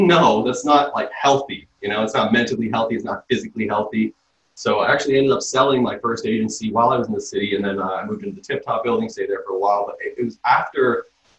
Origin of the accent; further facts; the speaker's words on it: Toronto, Ontario, Canada; when I grew up, I grew up in Scarborough